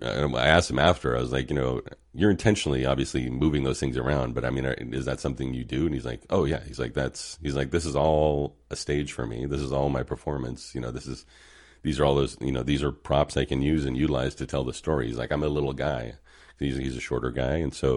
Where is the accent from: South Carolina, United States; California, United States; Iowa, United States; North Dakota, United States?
California, United States; but I grew up in the South, mm-hmm, Bay, like Cupertino, San Jose area.